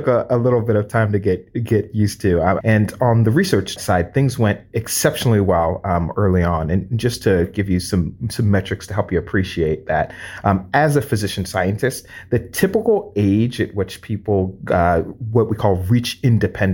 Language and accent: English; United States; also born or lived in Ghana (ancestry); a first generation Black person in the United States